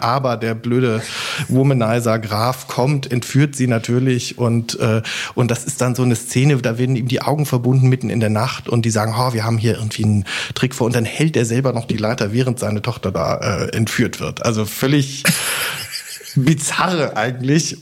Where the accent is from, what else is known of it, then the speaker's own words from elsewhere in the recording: near Basel, Baden-Württemberg, Germany; also born or lived in Koblenz; now in Leipzig, Germany; Also erstens bin ich in Koblenz nur geboren, ich bin dann in Südbaden aufgewachsen, in der ja. Nähe von Basel